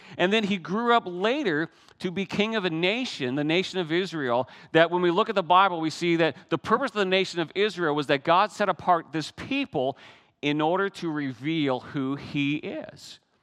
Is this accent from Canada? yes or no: yes; Newfoundland and Labrador, Canada; moved away; Many of you know I'm Canadian, but I come from a very special part of Canada. It's that northeast corner of Canada, Newfoundland